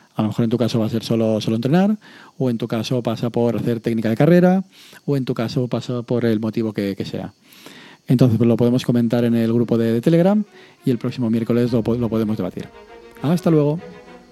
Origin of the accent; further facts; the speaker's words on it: Castellón de la Plana, Valencian Community, Spain; aquí a Castellón